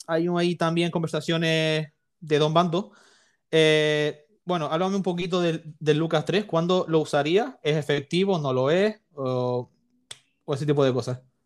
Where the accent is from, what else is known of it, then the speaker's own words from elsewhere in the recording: Canary Islands, Spain; yo soy de Canarias